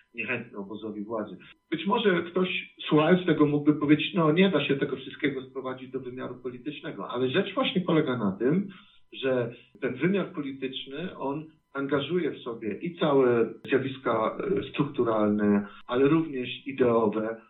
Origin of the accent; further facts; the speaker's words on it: Bytów, Pomeranian Voivodeship, Poland; w którym się wychowałem, e, w Bytowie, na ziemi bytowskiej